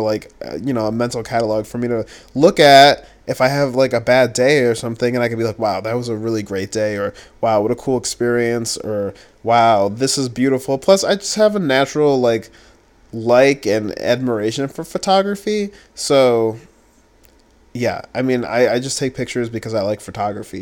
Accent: Grand Island, New York, United States; moved away; Grand Island being my hometown, it's super small

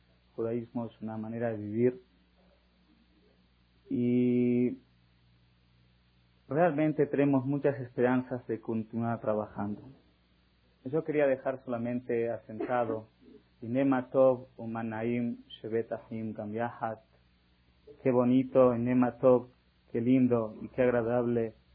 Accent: Argentina; now in Mexico; Yo soy argentino y escucho de las noticias de mi país natal y todo el mundo está queriendo ayudar a esta crisis y los judíos de aquí de México que tienen un grande corazón se juntaron para ayudar.

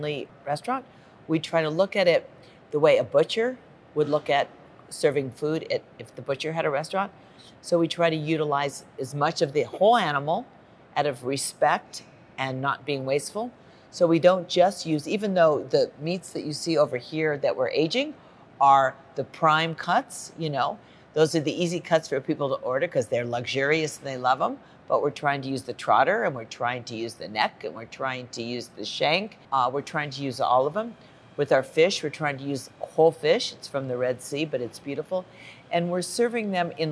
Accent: Los Angeles, California, United States; I grew up in Los Angeles, and that's where I live.

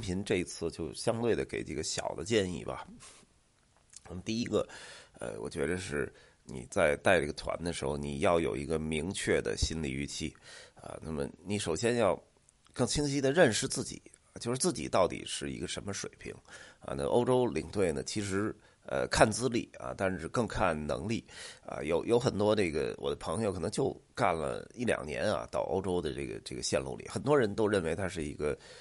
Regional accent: Beijing, China; 像咱们北京人啊

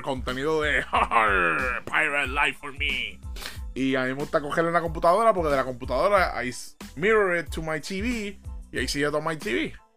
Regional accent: Puerto Rico; yo como buen puertorriqueño

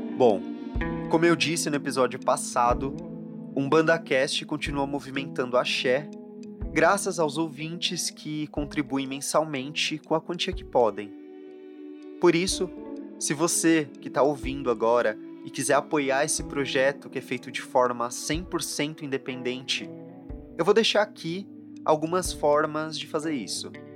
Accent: São Paulo, Brazil; eu volto aqui para minha terra em São Paulo

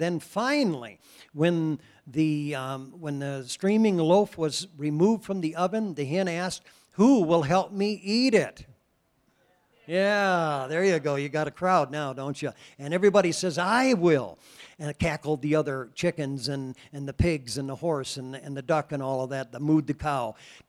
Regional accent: Iowa, United States; now in Wyoming, United States; You know, we came from Iowa, and so we're used to in April, generally it rains.

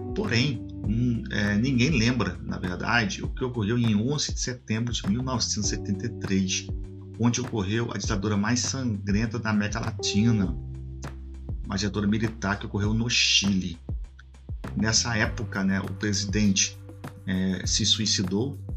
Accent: Macaé, Rio de Janeiro, Brazil; sou aqui da região do Norte Fluminense, aqui do estado do Rio de Janeiro, né, Macaé

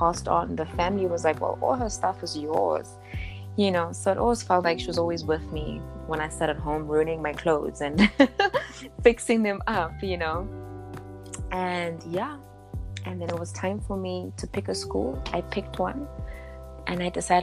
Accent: Johannesburg, Gauteng, South Africa; also born or lived in Lichtenburg, North West, South Africa; So I'm a small town girl and I was raised by my grandmother for about till I was about 4 or 5 years old. You know, and then eventually I moved to Joburg this side with my mother

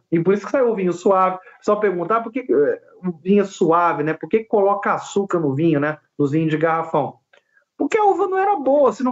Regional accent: Rio de Janeiro, Brazil; Eu sou filho de pernambucano, sou carioca, mas sou filho de pernambucanos.

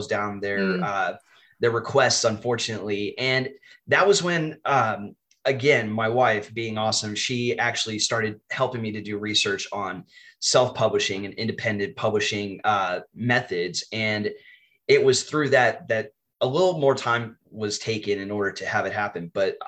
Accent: Texas, United States; I am from Texas in the US. I am a high school English teacher

